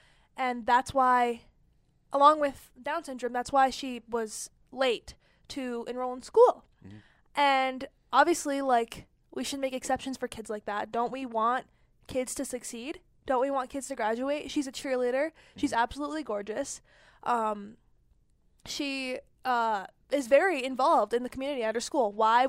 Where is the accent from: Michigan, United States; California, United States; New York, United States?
Michigan, United States; And where I'm from, I was born in Michigan, actually. So where I'm from, we don't do that.